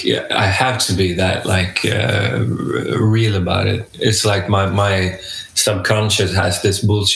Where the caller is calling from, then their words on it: Gothenburg, Västra Götaland, Sweden; I'm joining you from Gothenburg, Sweden.